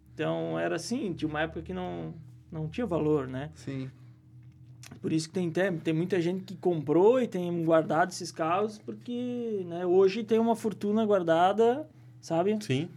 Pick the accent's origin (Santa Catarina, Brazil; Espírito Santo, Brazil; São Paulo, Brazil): Santa Catarina, Brazil; Presidente Getúlio; also born or lived in Caçador; eu posso dizer que eu sou de Presidente Getúlio, né? Me criei aqui, embora não tenha nascido, mas me criei na, na cidade, né?